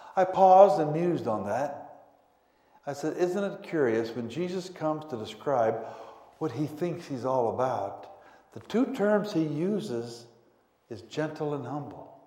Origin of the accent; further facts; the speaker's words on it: Pueblo, Colorado, United States; also born or lived in Denver, Colorado; But from age 2 through 18, we lived in Pueblo, Colorado, about 110 miles south of Denver